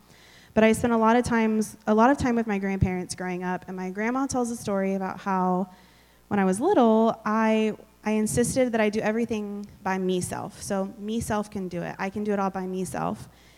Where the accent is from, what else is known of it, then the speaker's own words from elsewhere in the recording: Texas, United States; also born or lived in Oklahoma / Hawaii / Virginia / South Carolina; I was born in Oklahoma, went Oklahoma, Texas, Hawaii, Texas, Virginia, Texas, South Carolina. My parents moved to Germany and then back to Texas. So I call myself a Texan.